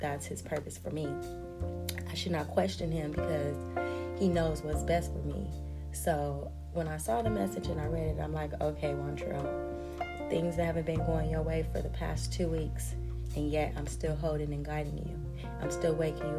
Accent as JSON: {"language": "English", "country": "United States", "said": "I'm an American"}